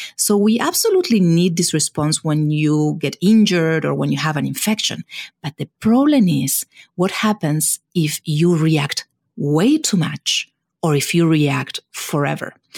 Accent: Argentina; moved away as an adult; also born or lived in Buenos Aires, Argentina / California, United States; now in United States; I was born in Argentina, and it is in Argentina where I did all my you know, initial training in science

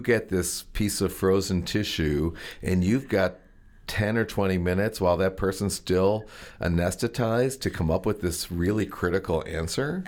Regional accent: Maryland, United States; the Maryland culture from where I come

